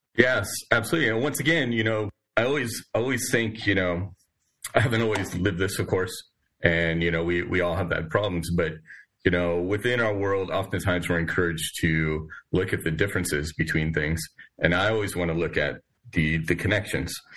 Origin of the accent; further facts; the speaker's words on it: San Diego, California, United States; moved away as an adult; also born or lived in Oregon / Midwest; now in Lexington, United States; I'm originally from the West Coast, San Diego primarily, but also lived in Oregon